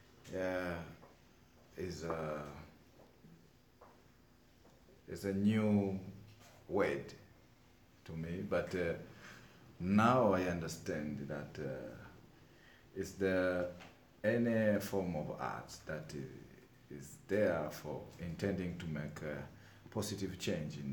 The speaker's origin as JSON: {"language": "English", "country": "Tanzania", "said": "from Tanzania"}